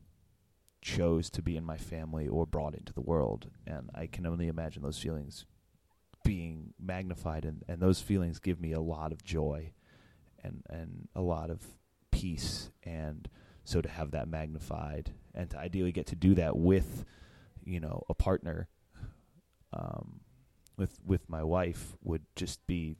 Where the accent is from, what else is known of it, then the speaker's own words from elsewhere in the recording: Northern Virginia, United States; moved away; also born or lived in Pittsburgh; I grew up in Northern Virginia and moved to Pittsburgh